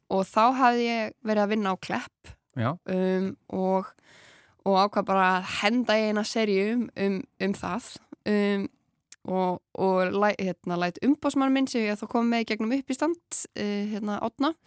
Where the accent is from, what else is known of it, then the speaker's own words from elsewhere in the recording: Grenivík, Northeastern Region, Iceland; moved away; ég svona elst upp á Greinvík